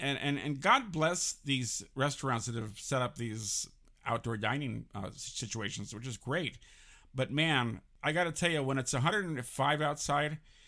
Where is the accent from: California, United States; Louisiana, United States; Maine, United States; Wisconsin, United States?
California, United States; San Francisco; now in Los Angeles, United States; I grew up in San Francisco. Yep. I got tired of the fog.